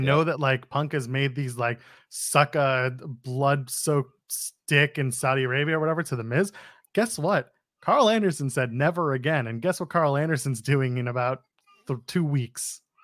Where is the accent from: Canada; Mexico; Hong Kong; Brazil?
Canada; we're Canadian